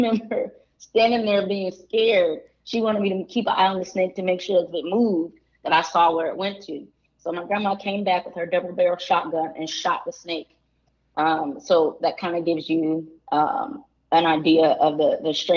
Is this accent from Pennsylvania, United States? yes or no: no; deep South Georgia, United States; we lived in deep South Georgia